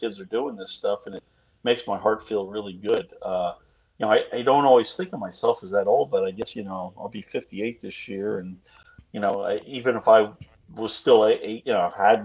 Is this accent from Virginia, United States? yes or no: yes; Virginia, United States; I'm from Virginia